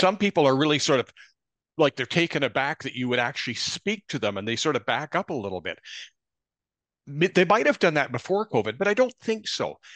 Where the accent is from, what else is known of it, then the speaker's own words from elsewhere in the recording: Kamloops, British Columbia, Canada; my hometown of Kamloops, British Columbia.